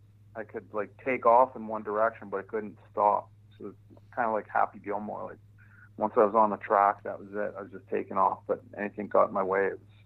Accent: Hamilton, Ontario, Canada; also born or lived in Ottawa, Ontario; I was born in Ottawa, but then my parents moved to Hamilton, Ontario, which is a steel town. It's kind of like your Pittsburgh. So it's a steel town of Canada. And consequently a pretty tough town, like real blue collar town.

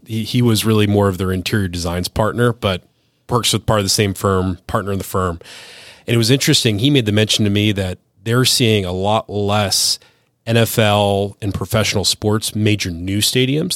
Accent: Cleveland, Ohio, United States; moved away; I'm from Cleveland originally

